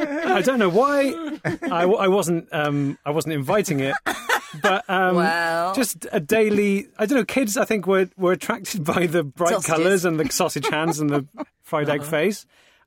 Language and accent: English; United Kingdom; as any British comedian has done the Edinburgh Festival